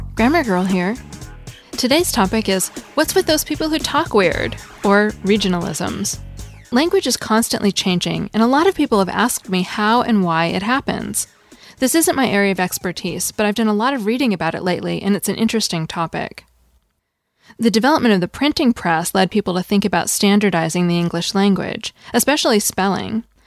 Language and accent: English; Seattle, Washington, United States; moved away; also born or lived in California; I grew up in Seattle, and we called it pop. When I moved to California, I noticed that everyone called it soda